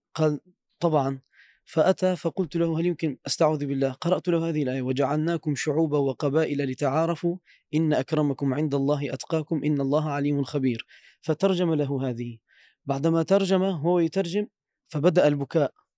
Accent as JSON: {"language": "Arabic", "country": "Turkey"}